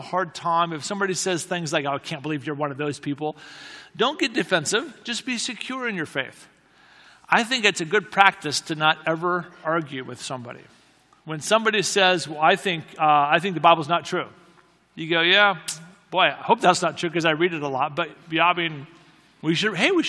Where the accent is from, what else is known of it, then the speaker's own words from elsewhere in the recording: United States; another American friend.